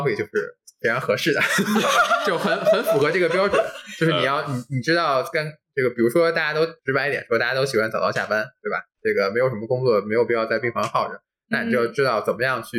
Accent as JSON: {"language": "Chinese", "region": "Shandong", "country": "China", "said": "我是山东人"}